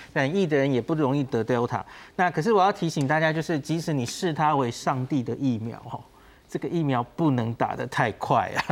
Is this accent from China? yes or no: no; Taiwan; 我们台湾人